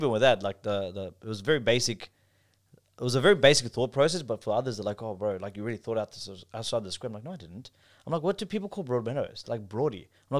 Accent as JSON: {"language": "English", "country": "Pakistan", "said": "And although I'm not Arab, they just thought I'm Arab because of my looks. And I'm like, I'm from Pakistan."}